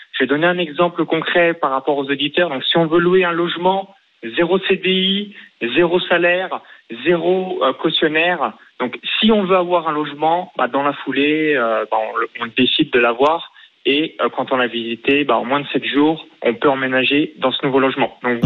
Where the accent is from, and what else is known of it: near Chalon-sur-Saône, Bourgogne-Franche-Comté, France; born or raised there; moved away as an adult; now in Tallinn, Estonia